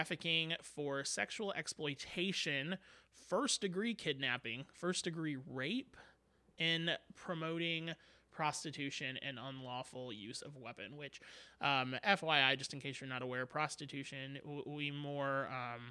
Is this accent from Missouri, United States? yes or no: yes; St. Charles, Missouri, United States; I was born in St. Charles.